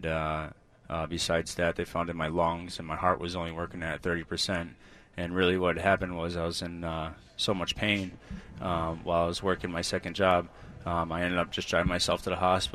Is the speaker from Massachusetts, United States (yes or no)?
yes; Western Massachusetts, United States; And I'm from Western Mass area